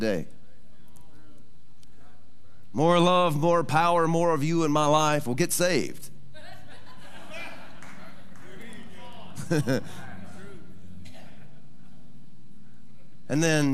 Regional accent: Texas, United States; moved away; also born or lived in Arkansas; I'm originally from Texas

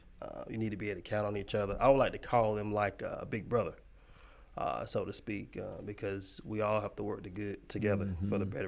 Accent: Kinston, North Carolina, United States; I've been here forever. So I was born and raised here in Kinston

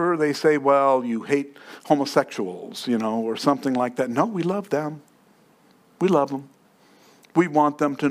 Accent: New York, United States; moved away; I grew up in New York.

